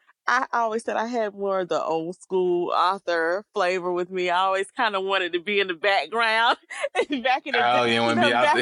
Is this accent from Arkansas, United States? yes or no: no; Albany, Georgia, United States; I'm originally from Georgia